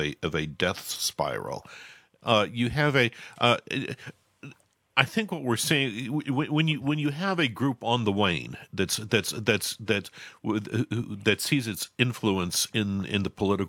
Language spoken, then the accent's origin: English; the South, United States; growing up in the South